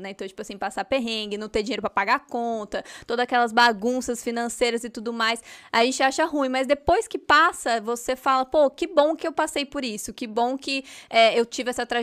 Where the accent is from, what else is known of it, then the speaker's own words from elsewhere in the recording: Mogi das Cruzes, São Paulo, Brazil; Então, eu nasci em Mogi das Cruzes, mas tem essa questão aí, Mogi é do ladinho de São Paulo, então eu tava o tempo inteiro em São Paulo, mas fui criada, cresci em Mogi